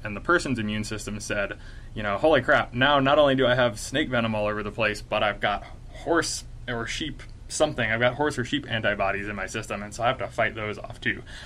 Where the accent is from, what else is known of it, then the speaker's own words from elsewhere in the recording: North Carolina, United States; moved away as an adult; also born or lived in Illinois; now in Utah, United States; I grew up in North Carolina